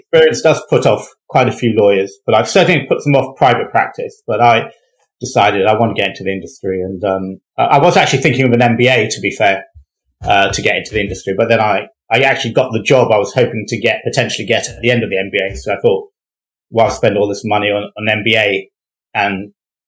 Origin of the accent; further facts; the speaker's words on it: London, United Kingdom; I am a Londoner